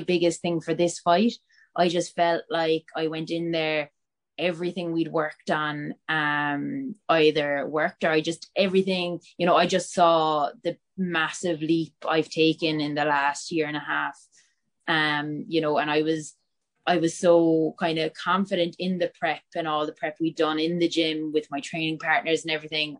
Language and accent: English; Bantry, Munster, Ireland; moved away as an adult; also born or lived in Cork; now in Dublin, Ireland; I grew up in Bantry